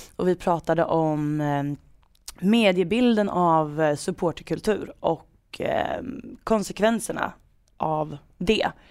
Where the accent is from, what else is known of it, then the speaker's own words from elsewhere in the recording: Degerfors, Örebro County, Sweden; accent: Värmland dialect; dialektala ord från bruket. Från Degerfors